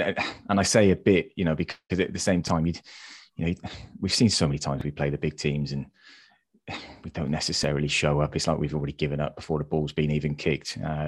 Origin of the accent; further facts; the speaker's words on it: England, United Kingdom; Sure, we're English, mate. That's what we do best.